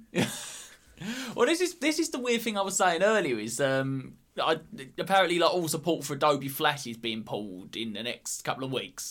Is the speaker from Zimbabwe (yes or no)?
no; Essex, East of England, United Kingdom; we're from Greater London, but we're actually from Essex.